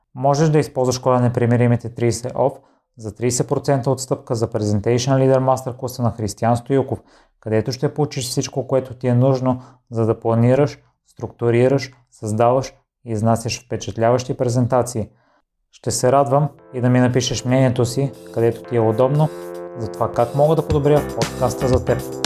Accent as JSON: {"language": "Bulgarian", "town": "Kozloduy", "region": "Vratsa Province", "country": "Bulgaria", "tie": "born or raised there", "said": "аз съм израснал в Козлодой"}